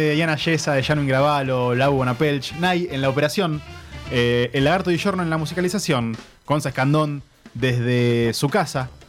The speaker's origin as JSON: {"language": "Spanish", "region": "Buenos Aires", "country": "Argentina", "said": "soy de Capital"}